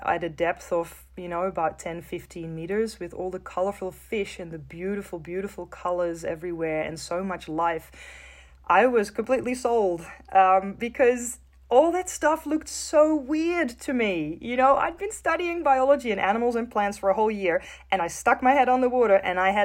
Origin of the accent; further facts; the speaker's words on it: Netherlands; I grew up in the Netherlands, in the north of Europe.